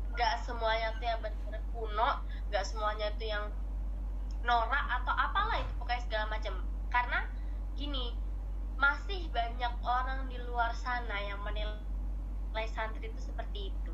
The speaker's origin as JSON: {"language": "Indonesian", "region": "Jakarta", "country": "Indonesia", "moved": "yes", "said": "gua asalnya dari Jakarta, ya pasti agak nyablak"}